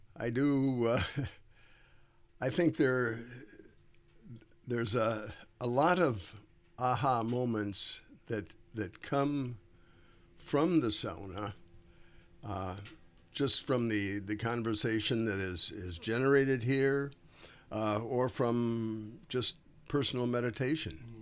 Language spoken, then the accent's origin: English; Duluth, Minnesota, United States; my family has been in northern Minnesota all of my life. I was born in Duluth